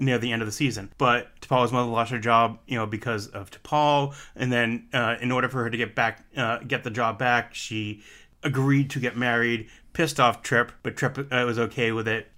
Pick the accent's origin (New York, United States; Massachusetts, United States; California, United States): Massachusetts, United States; I can't say my R as being the fact I am from Massachusetts.